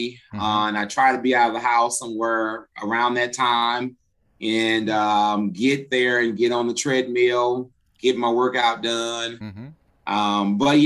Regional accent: Cahokia, Illinois, United States; moved away as an adult; now in Jefferson City, United States; I originally came from Southern Illinois, from Cahokia, Illinois.

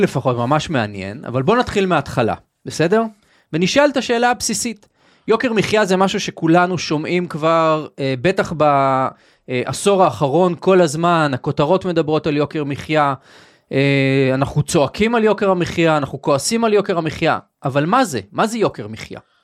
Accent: Israel; אני גר בישראל, אנחנו ישראלים

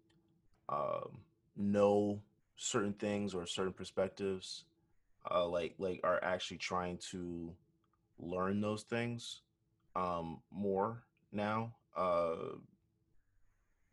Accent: United States; I grew up in America as a Black man

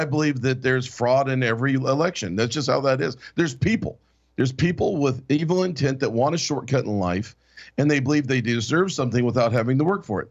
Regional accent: Alaska, United States; I'm from Alaska

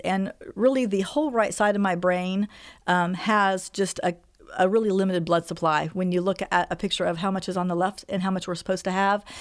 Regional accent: Xenia, Ohio, United States; also born or lived in North Carolina; I'm from Xenia, Ohio

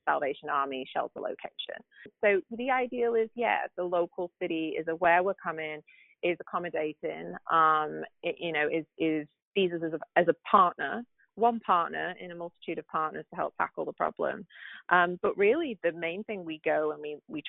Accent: the north of England, United Kingdom; now in United States; I'm from England. Yep. the north, so I don't speak the Queen's English

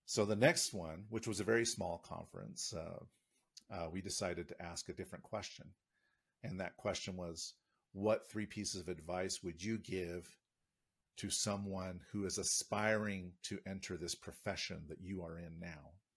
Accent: United States; moved away; an American in this country

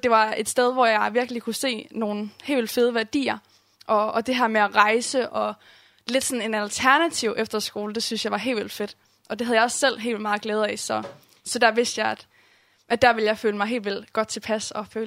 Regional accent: Herning, Central Denmark Region, Denmark; Um, jeg voksede op i en kristen familie. Kommer fra Herning og er kommet i den samme kirke, Åben Kirke, Herning, um, hele mit liv.

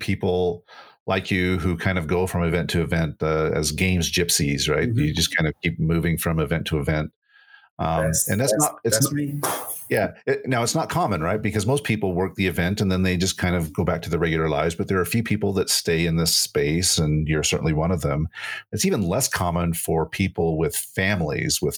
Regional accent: Salt Lake City, Utah, United States; Salt Lake City is my hometown. I wasn't born in Salt Lake, but was raised here.

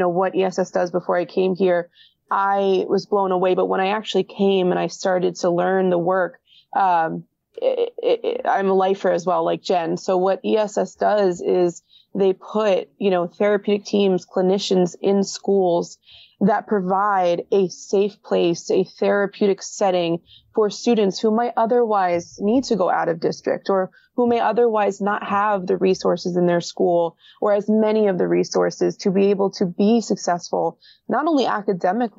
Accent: Hillsborough, New Jersey, United States; I grew up in Hillsborough

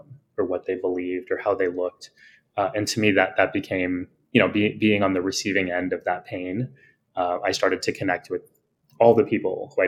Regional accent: South Texas, United States; moved away; also born or lived in New York; I am born and raised in the States, in a part of the country called Texas

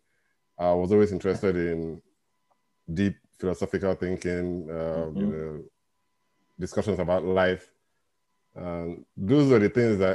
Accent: Nigeria; now in Glasgow, United Kingdom; I'm in Nigeria, and I was born in Nigeria. And I live in the UK.

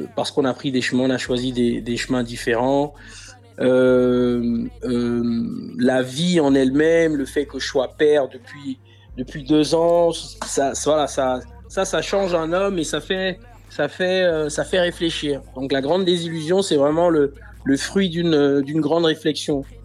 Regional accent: Libreville, Estuaire, Gabon; moved away as an adult; now in France; je suis né à Libreville, j'ai grandi à Libreville, je suis arrivé en France il y a, il y a bientôt 10 ans.

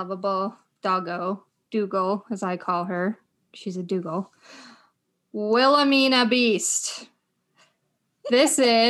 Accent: Muskoka, Ontario, Canada; So Justine and I grew up in Muskoka.

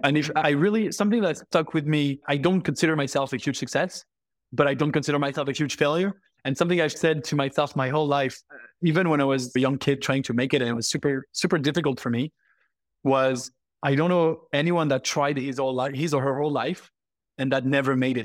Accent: Paris, Île-de-France, France; I am French, born and raised in Paris

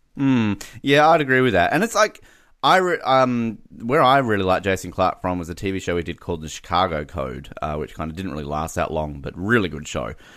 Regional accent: Australia; as an Australian

